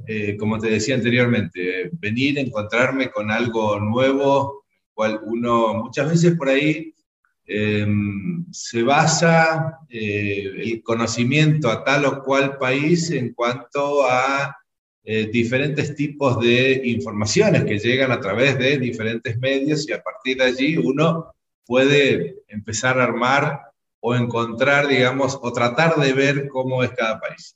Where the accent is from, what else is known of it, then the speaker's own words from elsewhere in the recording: Chaco, Argentina; moved away as an adult; now in Nicaragua; vengo del interior de la República Argentina, de la provincia de Chaco, y como chaqueño